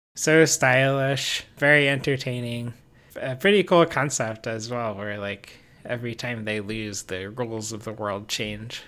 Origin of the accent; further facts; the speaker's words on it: United States; I'm American